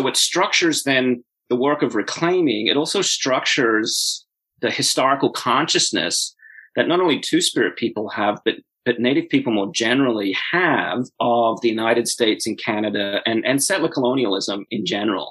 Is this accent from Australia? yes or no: yes; Australia; I grew up in Australia in the 1980s